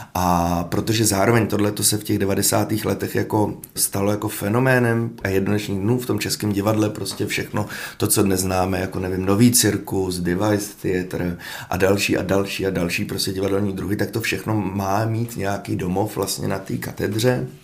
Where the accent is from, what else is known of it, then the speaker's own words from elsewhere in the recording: Hradec Králové, Hradec Králové Region, Czechia; já jsem z Hradce